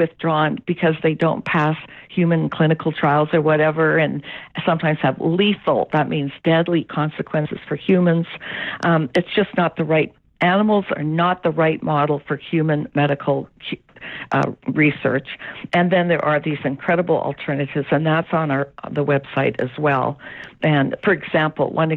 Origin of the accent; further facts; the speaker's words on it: Canada; as a Canadian. But here in Canada